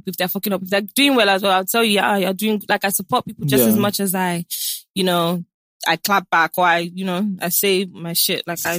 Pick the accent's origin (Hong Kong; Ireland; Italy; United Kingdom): United Kingdom; London; moved away as an adult; also born or lived in New York, United States; now in Nigeria; I was born in London, born and raised in London. Then I got sent here when I was 13.